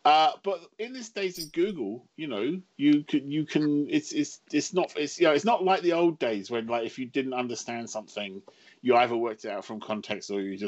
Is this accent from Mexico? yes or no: no; England, United Kingdom; the trouble with being English, of course, is everyone else speaks English.